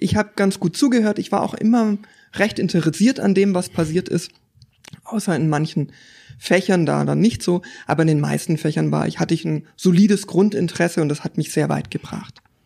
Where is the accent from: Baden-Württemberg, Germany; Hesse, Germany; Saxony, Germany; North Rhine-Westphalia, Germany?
Baden-Württemberg, Germany; Stuttgart; moved away as an adult; now in Konstanz, Germany; ich komme ursprünglich aus der Gegend um Stuttgart